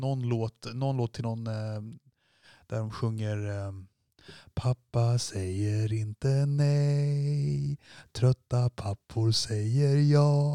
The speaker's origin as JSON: {"language": "Swedish", "country": "Sweden", "said": "vi är svenskar"}